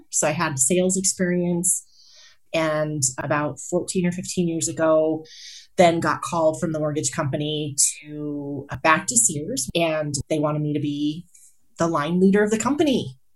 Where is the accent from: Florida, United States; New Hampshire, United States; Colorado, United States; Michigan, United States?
Colorado, United States; Colorado Springs; also born or lived in Kansas; now in Greeley, United States; So I grew up in Colorado Springs.